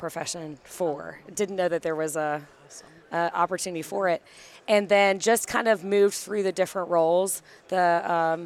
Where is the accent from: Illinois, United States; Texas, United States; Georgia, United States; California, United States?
Georgia, United States; Atlanta; I'm from the Atlanta, Georgia area.